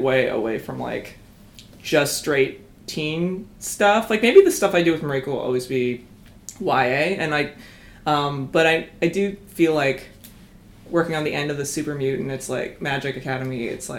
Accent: Calgary, Alberta, Canada; moved away as an adult; also born or lived in Kingston, Ontario; I grew up in Calgary

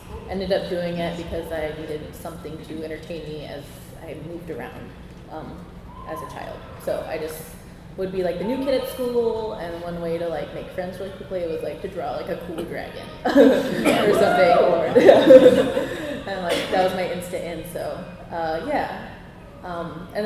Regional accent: Hawaii, United States; growing up in Hawaii

